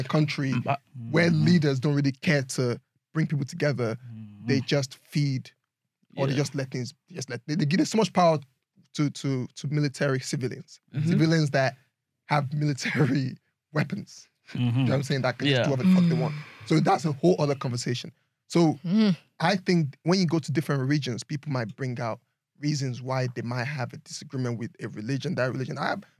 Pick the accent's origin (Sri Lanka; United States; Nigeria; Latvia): Nigeria; Northern Nigeria; growing up in Nigeria.